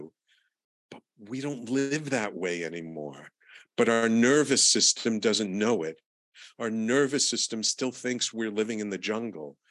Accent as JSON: {"language": "English", "town": "New York City", "region": "New York", "country": "United States", "tie": "born or raised there", "said": "growing up in the Bronx in the 60s and 70s and 80s"}